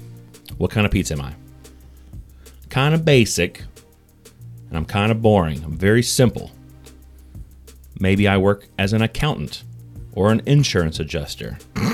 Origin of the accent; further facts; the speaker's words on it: Canada; I also enjoy hockey and being Canadian.